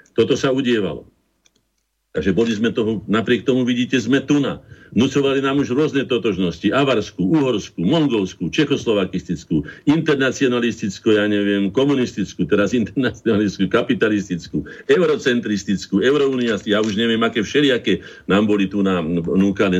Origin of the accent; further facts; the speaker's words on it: Slovakia; sme Slováci, ale sme, sme aj štátnymi občanmi Slovenskej republiky